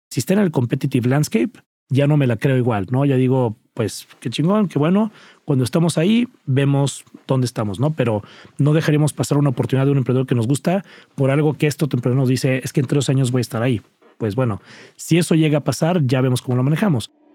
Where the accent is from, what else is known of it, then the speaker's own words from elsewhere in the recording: Cuernavaca, Morelos, Mexico; crecí en Cuernavaca, Morelos